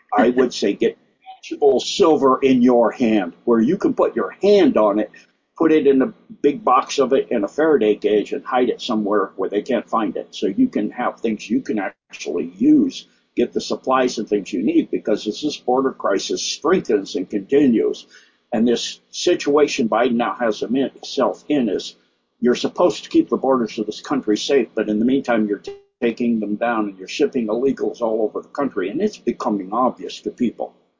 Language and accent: English; United States